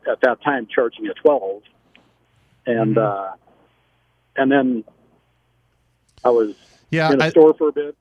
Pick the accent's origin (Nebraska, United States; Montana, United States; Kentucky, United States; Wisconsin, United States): Nebraska, United States; Omaha; I'm actually from Omaha.